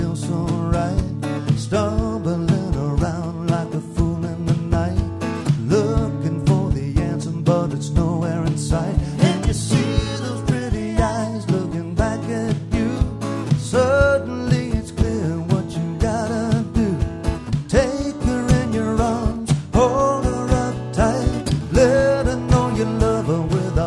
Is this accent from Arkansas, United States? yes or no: yes; Arkansas, United States; moved away as an adult; I'm from Arkansas originally.